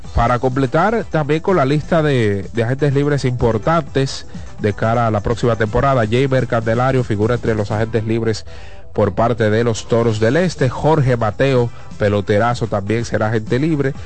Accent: Dominican Republic; accent: Dominican

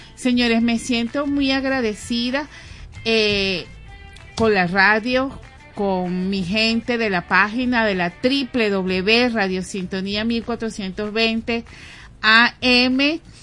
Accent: Guatire, Miranda, Venezuela; moved away as an adult; now in Caracas, Venezuela; yo eh, vengo de Guatire

